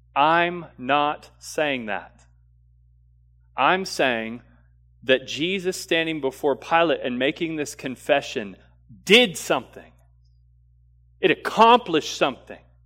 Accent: the South, United States; growing up in the South and being, uh, you know, kind of Americanized Christianity

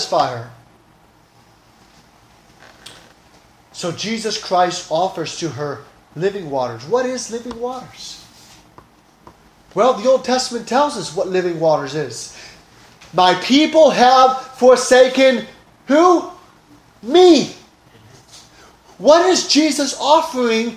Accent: Oaxaca, Mexico; moved away; I grew up in Mexico

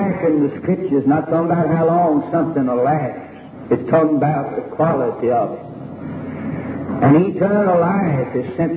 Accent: Winston-Salem, North Carolina, United States; in my hometown, Winston-Salem

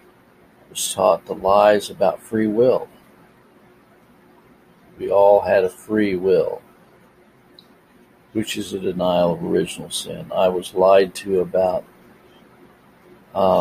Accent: United States; I was born here in America

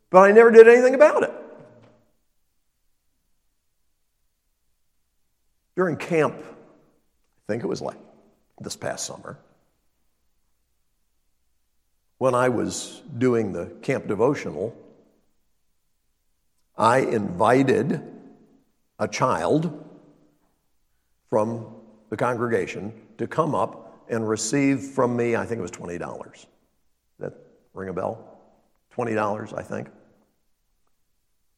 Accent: Illinois, United States; I was born in Illinois

